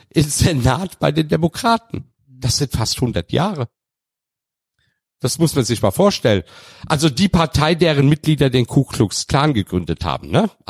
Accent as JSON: {"language": "German", "country": "Turkey", "lives_now": "Germany", "said": "als Türke hier in Deutschland."}